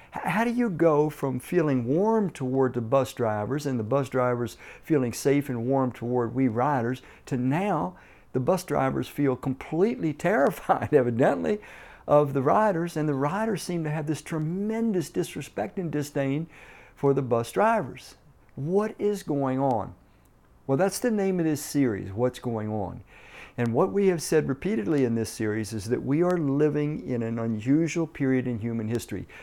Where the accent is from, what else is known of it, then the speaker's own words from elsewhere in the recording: Washington, District of Columbia, United States; moved away as an adult; growing up in Washington, D C, was riding the D C Transit buses